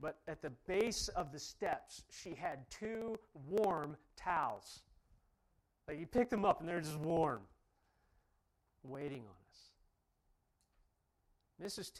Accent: Ohio, United States; I'm from Ohio

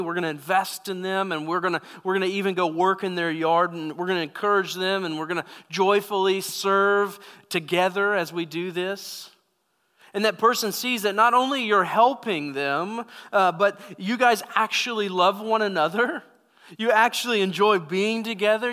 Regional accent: United States; as American Christians

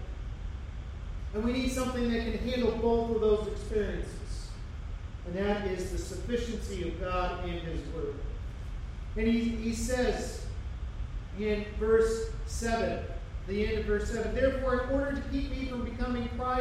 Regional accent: United States; we, as American Christians

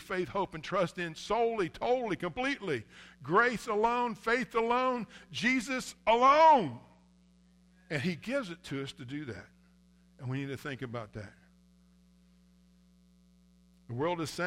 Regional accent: United States; I'm an American

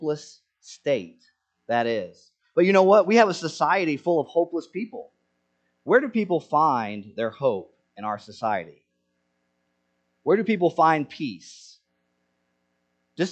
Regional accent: Senegal; moved away; I grew up in Senegal

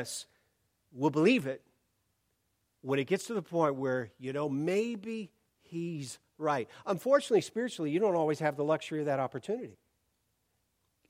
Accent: Portland, Oregon, United States; I'm from Portland

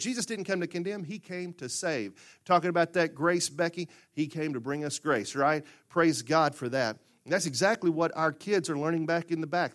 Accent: Murfreesboro, Arkansas, United States; growing up in Murfreesboro, Arkansas

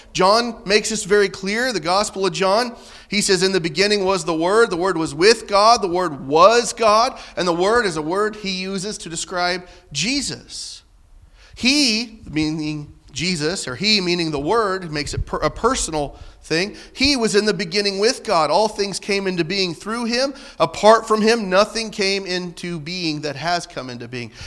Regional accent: Southern Illinois, United States; I'm from Southern Illinois

